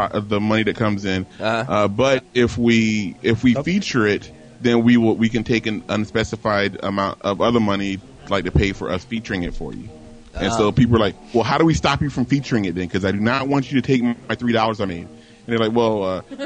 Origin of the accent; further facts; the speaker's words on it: Virginia Beach, Virginia, United States; I am from a small town called Virginia Beach, Virginia